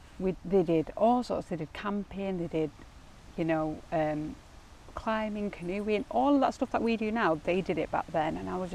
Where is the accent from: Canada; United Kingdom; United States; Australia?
United Kingdom; Ashton; I grew up, it was quite a sheltered upbringing, I think. So, you know, I was born in Ashton